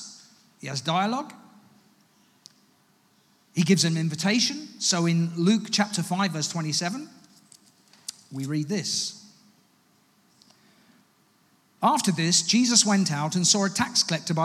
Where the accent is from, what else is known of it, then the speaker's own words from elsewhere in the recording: United Kingdom; also born or lived in Ghana (ancestry, Ga and Twi); I'm an African as well as a British person